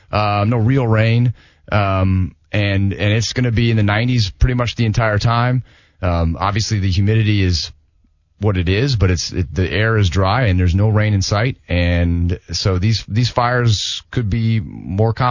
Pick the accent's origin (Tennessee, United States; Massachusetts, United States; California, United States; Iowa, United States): Iowa, United States; up in Iowa, so a big